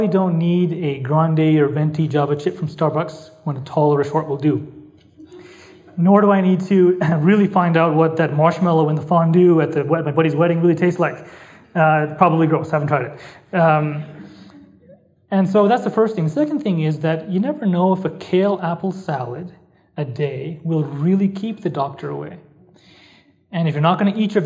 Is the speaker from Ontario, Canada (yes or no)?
no; Calgary, Alberta, Canada; Calgary, one of my great loves, my hometown